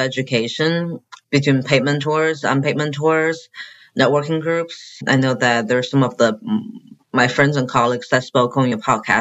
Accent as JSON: {"language": "English", "country": "China", "also_born_or_lived": "Chicago", "moved": "yes", "lives_now": "Arkansas, United States", "said": "my dad built a building in China where I'm from."}